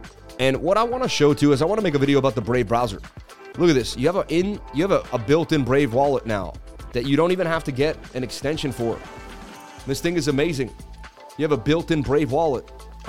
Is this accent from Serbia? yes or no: yes; Serbia; I know you people love crypto, but I am from Serbia.